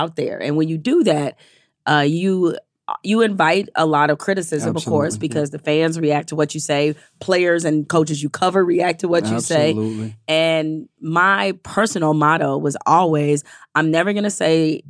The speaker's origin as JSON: {"language": "English", "town": "Detroit", "region": "Michigan", "country": "United States", "tie": "born or raised there", "moved": "as an adult", "said": "went back to my hometown paper, the Detroit Free Press"}